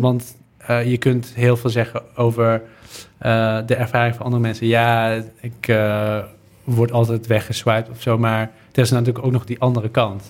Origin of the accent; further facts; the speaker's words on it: Netherlands; Ik ben opgegroeid in Nederland.